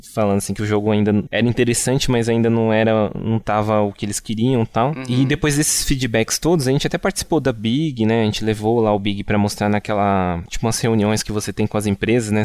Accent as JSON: {"language": "Portuguese", "town": "Rio Grande da Serra", "region": "São Paulo", "country": "Brazil", "said": "uma cidade que, que nós, nós três somos de lá, né? Que é uma, cidade, uma cidade que se chama Rio Grande da Serra"}